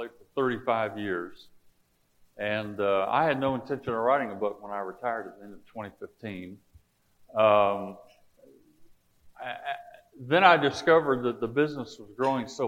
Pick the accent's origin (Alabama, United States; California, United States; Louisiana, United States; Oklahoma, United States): Alabama, United States; South; moved away; I grew up in South Alabama